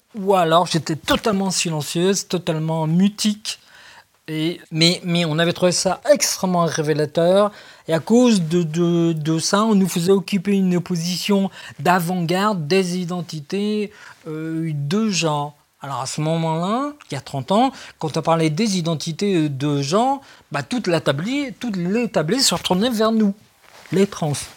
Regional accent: France; on est français, on est hyper psychiatrisé

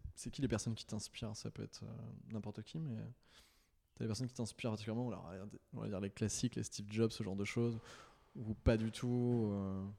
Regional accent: Nantes, Pays de la Loire, France; je viens de Nantes

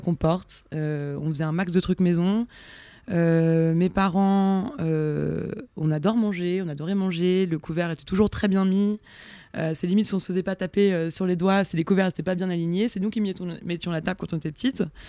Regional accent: Auvergne-Rhône-Alpes, France; moved away; also born or lived in Yvelines; Je suis née dans les Yvelines, ah. mais j'ai grandi en Auvergne

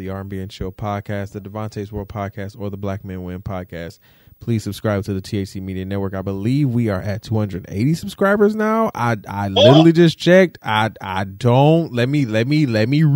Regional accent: Detroit, Michigan, United States; I'm from Detroit

